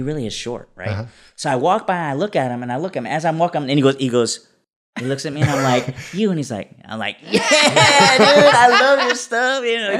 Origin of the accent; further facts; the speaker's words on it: Midwest, United States; We're from the Midwest.